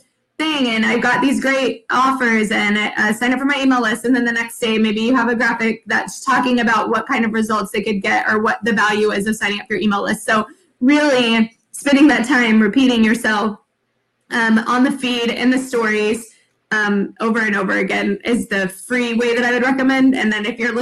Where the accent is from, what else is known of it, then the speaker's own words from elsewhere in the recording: San Antonio, Texas, United States; I'm from San Antonio